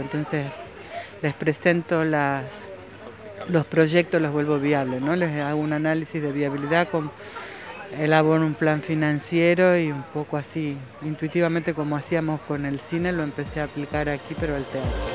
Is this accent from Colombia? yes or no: no; Argentina; moved away as an adult; also born or lived in Buenos Aires / Paris; now in Palma de Mallorca, Spain; No soy una argentina en París, pero lo fui en algún momento.